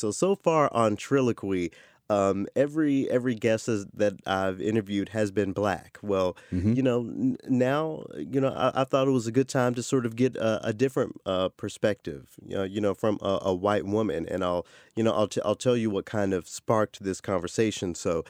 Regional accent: the South, United States; You know, I'm a Southerner, so

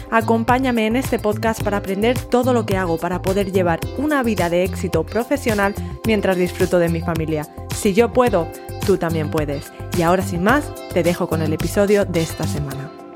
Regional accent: Spain; moved away as an adult; also born or lived in north of England; yo me fui de España, con muy poco dinero en el bolsillo, con un billete de avión al norte de Inglaterra

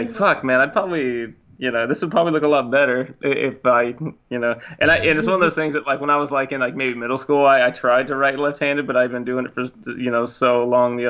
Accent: Washington, United States; also born or lived in the South (US) / South Korea / Enid, Oklahoma; I grew up in the South until I was seven, and then we moved to South Korea for 6 months, and then we moved to Washington State after that, and that's where I've lived ever since

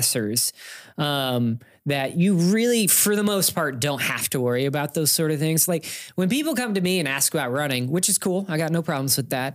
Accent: Indiana, United States; I grew up in Indiana, so I always played basketball.

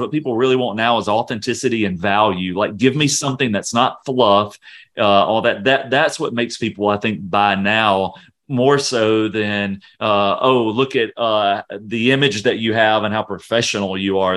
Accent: Louisiana, United States; moved away; I'm originally from Louisiana

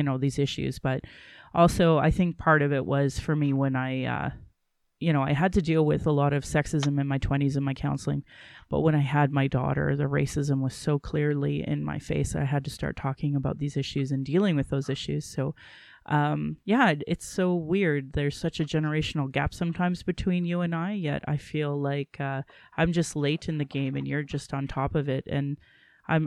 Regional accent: Sylvan Lake, Alberta, Canada; also born or lived in Calgary / Caroline; growing up in Sylvan Lake down in Caroline

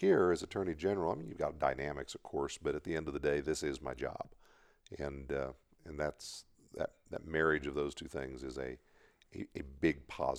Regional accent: Southeast Kansas, United States; born or raised there; also born or lived in Washington, D.C. / England

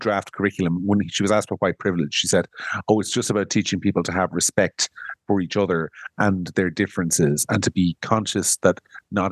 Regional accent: Monaghan, Ulster, Ireland; I'm a bogger from Monaghan

